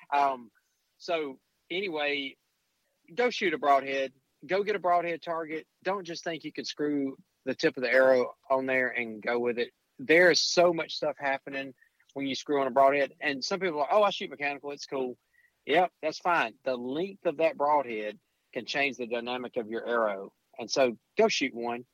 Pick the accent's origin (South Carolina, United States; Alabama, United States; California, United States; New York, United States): Alabama, United States; I'm from Alabama